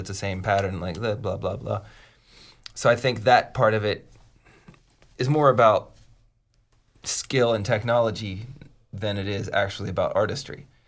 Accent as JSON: {"language": "English", "town": "Pittsburgh", "region": "Pennsylvania", "country": "United States", "moved": "yes", "said": "I'm from Pittsburgh originally"}